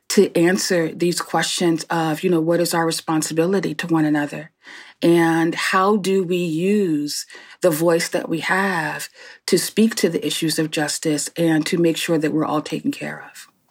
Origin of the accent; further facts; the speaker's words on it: Newark, New Jersey, United States; born and raised in Newark, New Jersey